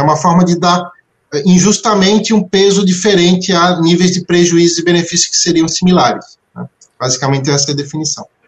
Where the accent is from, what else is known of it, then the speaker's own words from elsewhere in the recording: Florianópolis, Santa Catarina, Brazil; nasci, nasci em Florianópolis